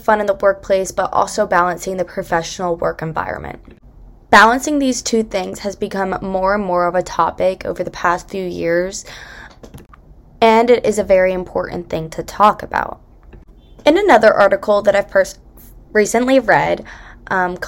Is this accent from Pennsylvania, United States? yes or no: yes; Bucks County, Pennsylvania, United States; I'm a third year from Bucks County, Pennsylvania.